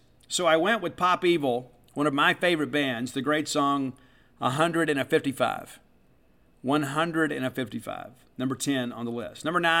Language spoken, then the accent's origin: English; Mississippi, United States; I am grateful to be a Mississippian. I love growing up in Mississippi.